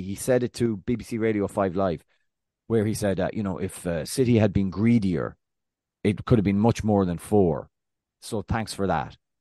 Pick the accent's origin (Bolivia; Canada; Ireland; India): Ireland; I'm Irish